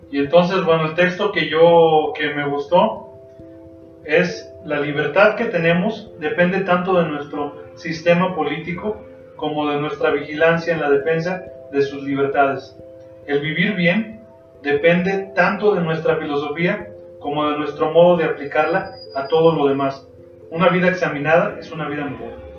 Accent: Lagos de Moreno, Jalisco, Mexico; los que somos de aquí de Laos de Moreno

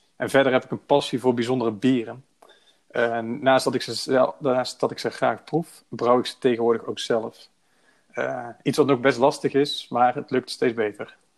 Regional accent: Breda, North Brabant, Netherlands; Ik ben 26 jaar oud en ik kom uit Breda.

